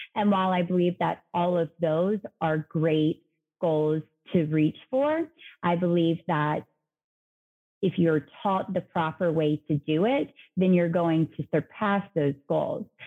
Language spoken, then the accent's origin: English; Savannah, Georgia, United States; Savannah, um, which is where I'm originally from